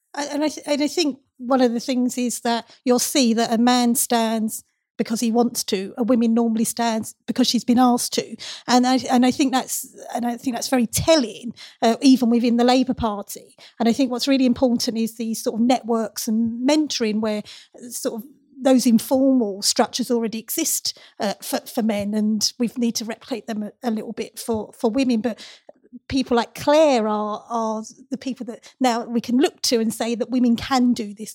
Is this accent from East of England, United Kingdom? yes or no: yes; Castle Point, Essex, East of England, United Kingdom; The, uh, constituency I grew up in, Castle Point